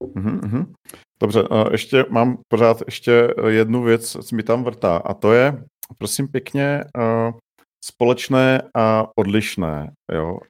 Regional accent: Czechia; now in Prague, Czech Republic; jsem musel přestat říkat, že jsem z Mělíčova

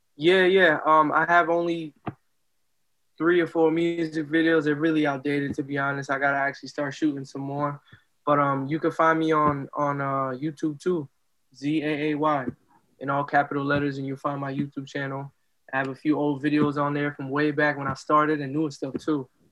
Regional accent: Lawrence, Massachusetts, United States; born or raised there; also born or lived in Dominican Republic

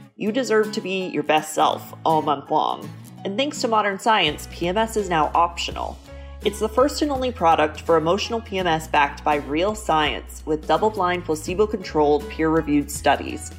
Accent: New York City, New York, United States; moved away; originally I'm from New York City

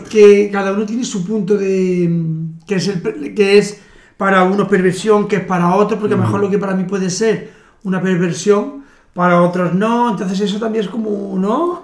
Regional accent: Andalusia, Spain; es algo que pasaba en mi pueblo, porque cuando las vecinas, cuando era el corpus, yo soy de Andalucía

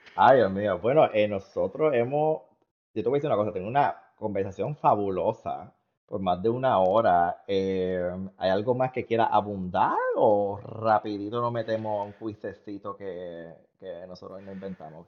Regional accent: Puerto Rico; now in United States; los puertorriqueños que están en Estados Unidos, porque los, o, nos fuimos de Puerto Rico

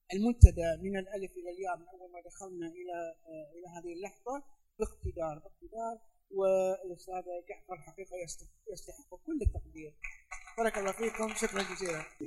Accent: United Arab Emirates; انا من الامارات

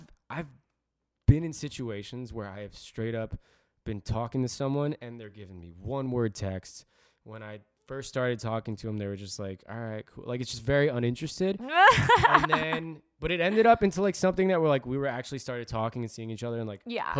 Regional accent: New Jersey, United States; I always say I'm from Jersey, even when someone from New York asks.

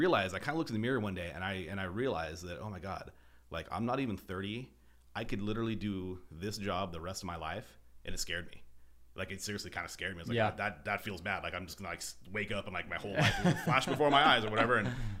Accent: Boise, Idaho, United States; also born or lived in Northern California; I grew up in Boise for the most part. You know, I was born here, moved away, lived in Northern California for a number of years when I was a kid, you know, went to high school, went to college here.

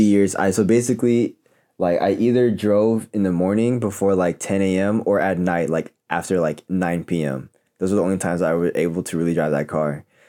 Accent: Elk Grove, California, United States; I'm from Elk Grove

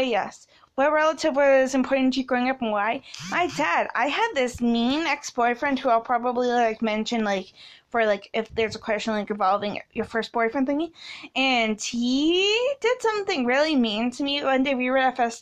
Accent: Canada; I was born in Canada

